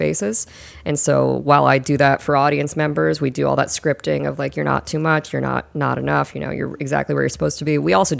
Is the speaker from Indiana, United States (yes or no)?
yes; Fort Wayne, Indiana, United States; now in Fort Worth, United States; my hometown of Fort Wayne, Indiana, which is not close to where we live.